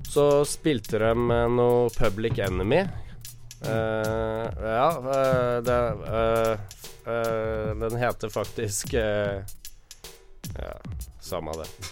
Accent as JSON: {"language": "Norwegian", "town": "Våler", "region": "Østfold", "country": "Norway", "tie": "born or raised there", "also_born_or_lived": "Moss", "moved": "yes", "lives_now": "Oslo, Norway", "said": "der jeg kommer fra, som er, he, ikke er Moss, men uh, Våler"}